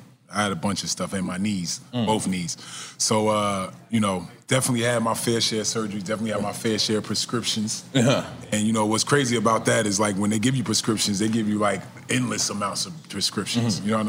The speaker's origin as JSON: {"language": "English", "town": "Orange", "region": "New Jersey", "country": "United States", "tie": "born or raised there", "said": "I'm from Jersey. So, like, where I grew up."}